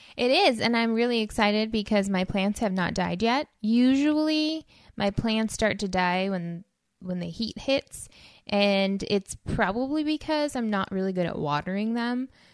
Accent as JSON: {"language": "English", "country": "United States", "said": "our identity as people, as American citizens"}